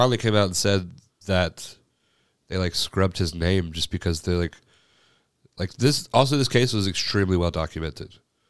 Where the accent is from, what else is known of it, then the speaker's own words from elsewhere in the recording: Alabama, United States; also born or lived in North Carolina; I was born in North Carolina, and we moved to Alabama, and it's a shock.